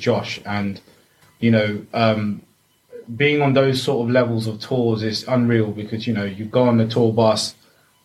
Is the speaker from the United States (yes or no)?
no; Ealing, London, United Kingdom; born and raised in Ealing